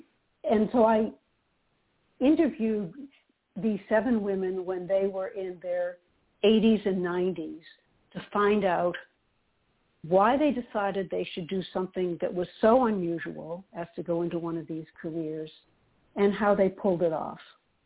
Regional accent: Boston, Massachusetts, United States; born there; I was born in Boston, and that's where I live, right in the city of Boston.

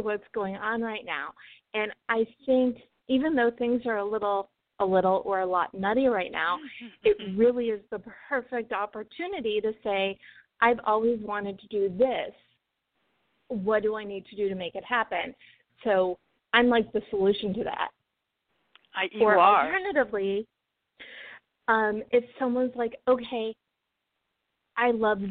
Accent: Chicago suburbs, Illinois, United States; now in Los Angeles, United States; I grew up in the Chicago suburbs

